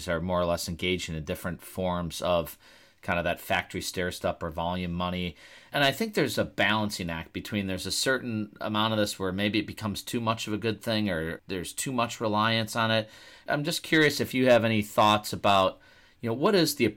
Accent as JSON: {"language": "English", "town": "Milwaukee", "region": "Wisconsin", "country": "United States", "tie": "born or raised there", "said": "as a kid growing up in Milwaukee"}